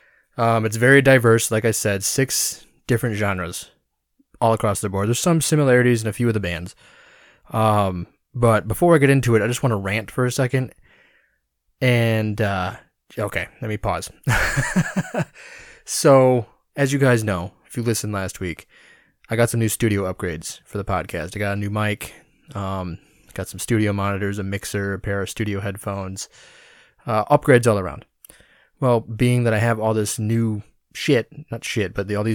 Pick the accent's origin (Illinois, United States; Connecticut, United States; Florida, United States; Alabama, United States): Illinois, United States; Rockford; my hometown of Rockford, Illinois